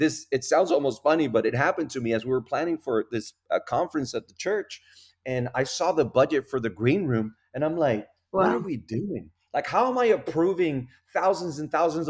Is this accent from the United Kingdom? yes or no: no; Puerto Rico; first language Spanish; English is a second language; also born or lived in Raleigh, North Carolina; now in North Carolina, United States; I'm from Puerto Rico. So really we're in North Carolina